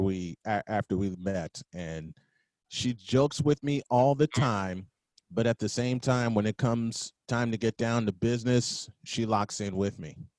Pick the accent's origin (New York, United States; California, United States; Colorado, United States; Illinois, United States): Illinois, United States; Chicago; I'm from the South Side. I'm a born and bred